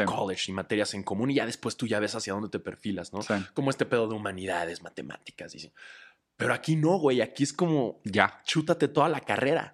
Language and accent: Spanish; Mexico